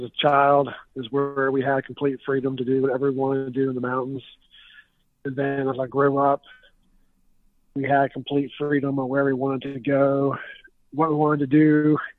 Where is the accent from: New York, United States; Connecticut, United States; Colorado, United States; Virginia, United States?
Virginia, United States; Richmond; now in Petersburg, United States; I'm from Richmond, Virginia, and we live down in Petersburg, Virginia